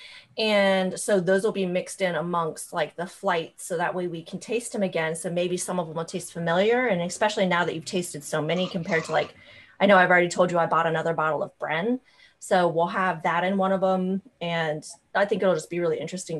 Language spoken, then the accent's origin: English; United States; I'm American